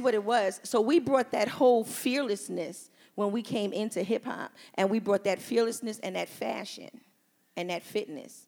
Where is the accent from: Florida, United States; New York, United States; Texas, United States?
New York, United States; New York City; I'm from Queensbridge Public Housing